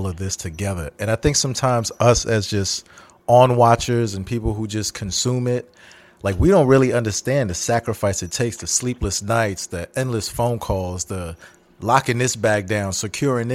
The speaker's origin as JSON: {"language": "English", "town": "New York City", "region": "New York", "country": "United States", "said": "I'm from Brooklyn"}